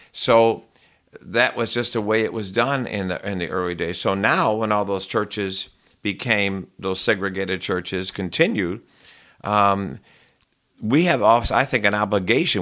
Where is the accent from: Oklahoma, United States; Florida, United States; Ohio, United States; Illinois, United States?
Illinois, United States; Chicago; I grew up in the Southwest, uh, side, a very, um, inbred, sort of, um, very white, a lot of police, firemen, um, middle class, uh, Catholic, uh, primarily Irish community in the Southwest side of Chicago